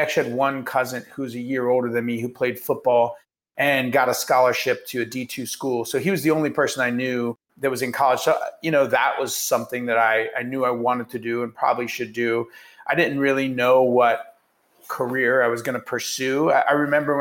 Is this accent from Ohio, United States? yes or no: yes; Youngstown, Ohio, United States; I was born in Youngstown, Ohio, and grew up there